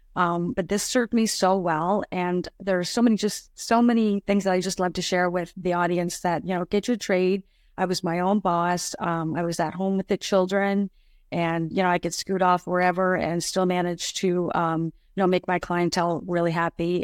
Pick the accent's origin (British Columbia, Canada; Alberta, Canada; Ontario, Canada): Ontario, Canada; Ottawa; moved away as an adult; now in Niagara region, Canada; I grew up around the Ottawa area